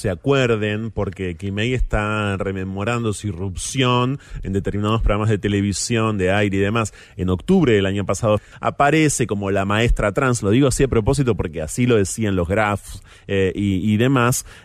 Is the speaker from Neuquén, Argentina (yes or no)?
no; La Plata, Buenos Aires Province, Argentina; born or raised there; moved away as an adult